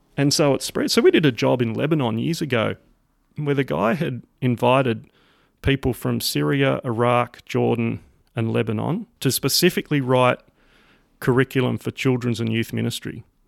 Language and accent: English; Sydney, New South Wales, Australia; accent: Aussie; also born or lived in rural Australia; born and raised in Sydney, Australia.